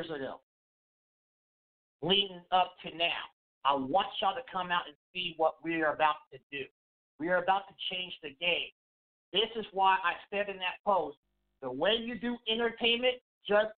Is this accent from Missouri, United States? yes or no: yes; Kansas City, Missouri, United States; also born or lived in Wichita; the city of Kansas City, my hometown